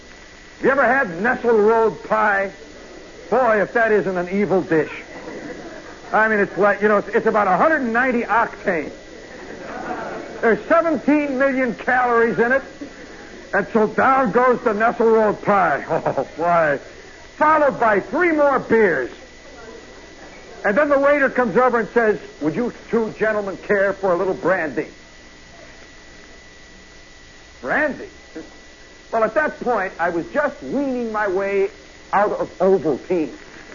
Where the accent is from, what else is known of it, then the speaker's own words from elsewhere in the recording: Chicago, Illinois, United States; And she says, where are you from? I'm from Chicago.